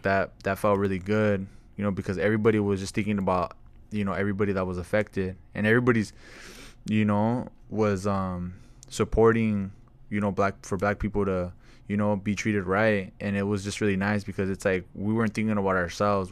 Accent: Camarillo, California, United States; growing up in Camarillo

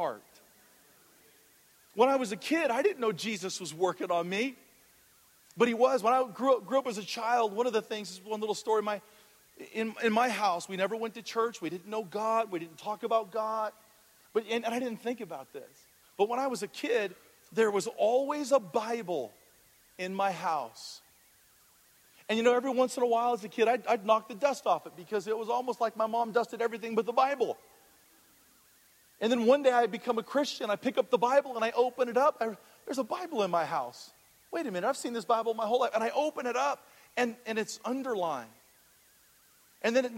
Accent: Hawaii, United States; moved away; coming from the islands, I'm from Hawaii originally

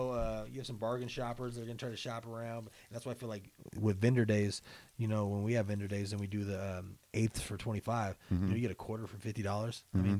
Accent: Spokane, Washington, United States; Right here.

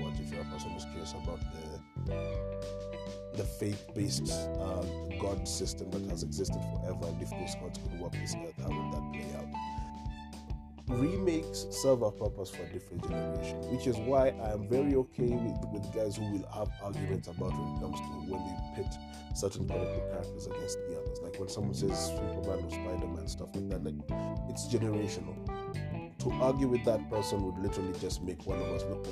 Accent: Kenya; I'm a Kenyan

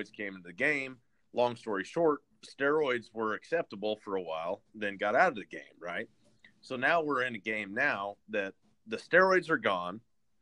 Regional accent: Haven, Kansas, United States; I was from Haven, a little small town, and the town that was closest to me was Hutchinson, Kansas

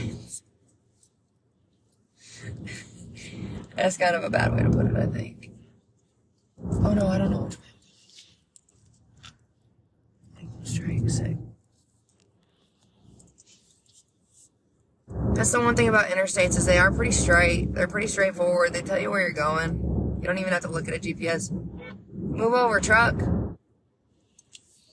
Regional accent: Vermont, United States; growing up in Vermont, you'd hear wicked.

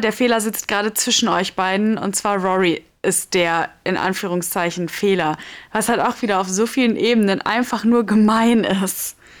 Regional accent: Germany; bei uns in Deutschland

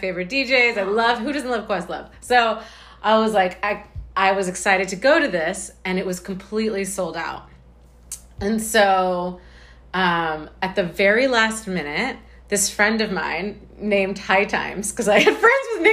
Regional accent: United States; I'm American.

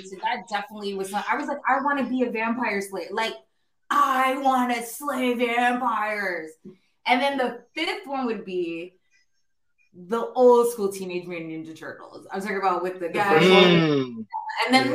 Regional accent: New York, United States; I'm from New York. I come from a Puerto Rican family

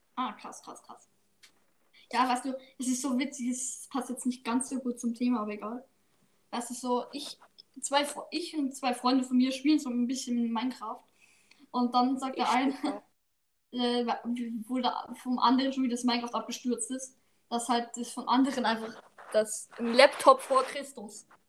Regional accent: Austria; ich aus Österreich

